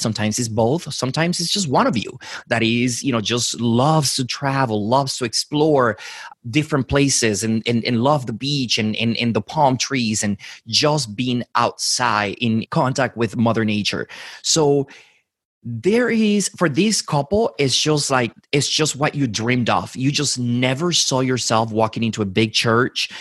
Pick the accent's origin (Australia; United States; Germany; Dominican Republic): Dominican Republic; moved away; I was born and raised in the Dominican Republic